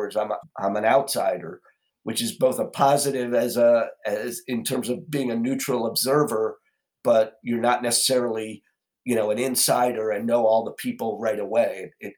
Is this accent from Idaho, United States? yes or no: no; Southern California, United States; I'm Haole boy from Southern California